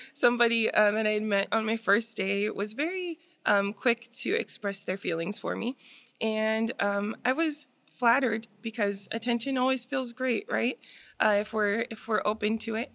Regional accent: Waipahu, Hawaii, United States; also born or lived in Waianae; we ended up getting a place in Royal Kinnear that's a part of Waipahu

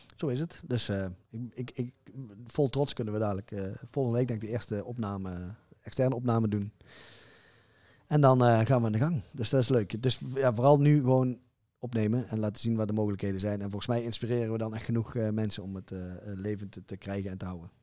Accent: Zeeland, Netherlands; ik kom uit Zeeland

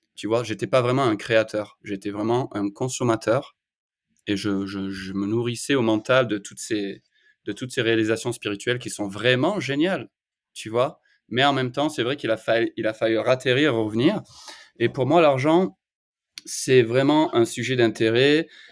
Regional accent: France; moved away as an adult; also born or lived in Australia / Bali, Indonesia; now in United States; je suis parti de la France à 23 ans, j'ai vécu en Australie pendant 10 ans, et ensuite je suis parti à Bali en Indonésie pendant 7 ans

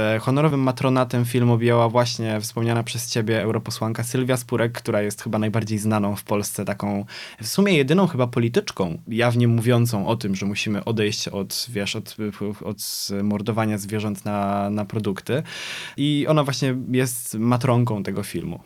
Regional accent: Poznań, Greater Poland, Poland; jestem z Poznania

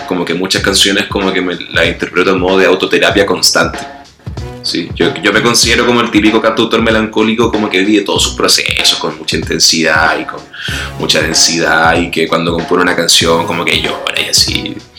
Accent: Santiago, Santiago Metropolitan Region, Chile; moved away as an adult; now in Mexico City, Mexico; soy chileno, eh, de Santiago de Chile.

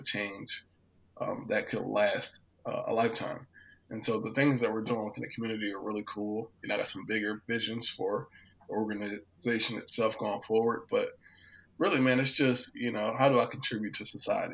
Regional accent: Hampton Roads, Virginia, United States; I grew up in Hampton Roads, Virginia

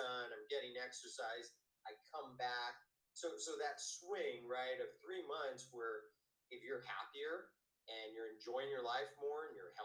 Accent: United States; I'm American

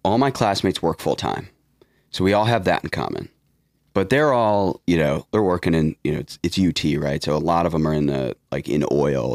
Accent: Detroit, Michigan, United States; I'm from Detroit

